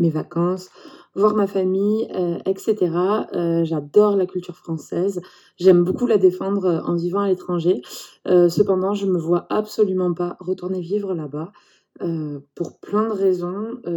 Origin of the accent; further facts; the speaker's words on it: France; moved away as an adult; also born or lived in Montreal, Canada; now in Quebec City, Canada; maintenant j'habite dans la ville de Québec avec ma famille. donc ça fait vraiment longtemps que j'ai quitté la France.